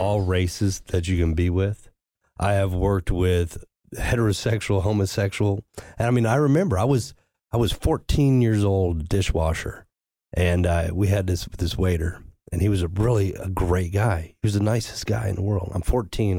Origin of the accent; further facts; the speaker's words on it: the Ozarks, United States; I grew up in the Ozarks